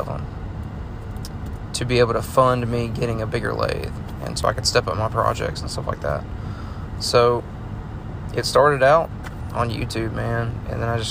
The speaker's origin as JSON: {"language": "English", "town": "Montgomery", "region": "Alabama", "country": "United States", "tie": "born or raised there", "said": "I'm from Alabama. I was born and raised in Montgomery. I was there for 20 years"}